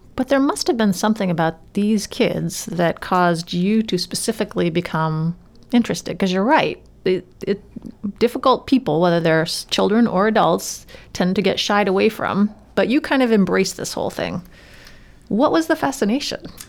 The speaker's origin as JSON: {"language": "English", "region": "Maine", "country": "United States", "said": "I'm from Maine myself"}